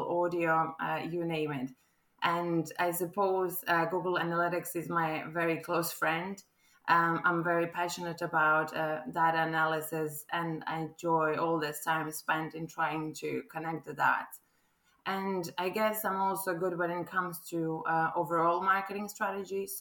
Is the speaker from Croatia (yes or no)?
yes; Croatia; English is a second language; moved away as an adult; now in Ireland; as you can probably tell from my accent, I'm not quite local. This is not a local gal talking now. I'm actually a Croatian who fell in love with Ireland 2 years ago.